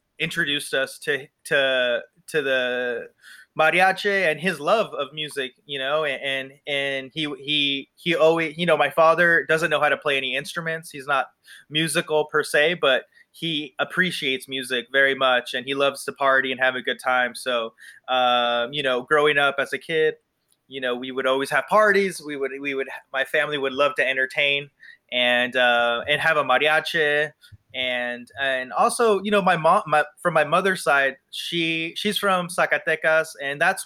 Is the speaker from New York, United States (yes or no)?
no; Palm Desert, California, United States; also born or lived in Los Angeles, California; I was born in Palm Springs. Grew up in Palm Desert, California, born and raised